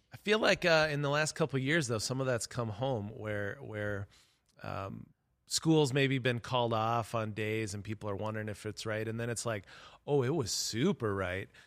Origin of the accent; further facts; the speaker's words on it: Webster, South Dakota, United States; when I grew up in Webster, South Dakota